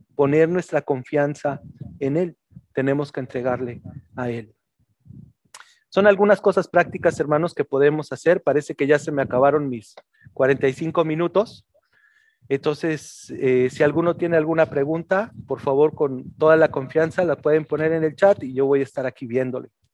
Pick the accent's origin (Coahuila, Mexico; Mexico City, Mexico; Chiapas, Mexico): Mexico City, Mexico; now in northern Mexico; yo también nací en la Ciudad de México y en la Ciudad de México se vive de una forma muy diferente, te puedo decir acá en el norte.